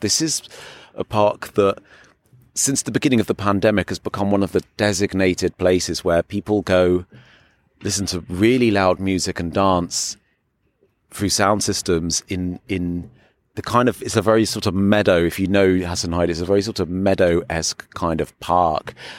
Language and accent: English; England, United Kingdom; now in Berlin, Germany; at being English